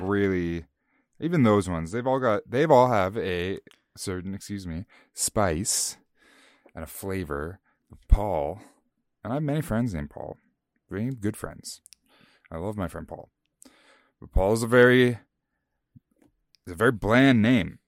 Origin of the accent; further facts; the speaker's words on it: Canada; we're Canadian